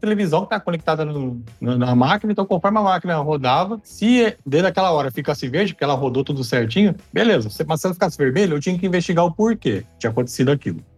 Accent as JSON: {"language": "Portuguese", "town": "Ribeirão Preto", "region": "São Paulo", "country": "Brazil", "said": "tenho 44 anos, sou de Ribeirão Preto, casado, com dois filhos"}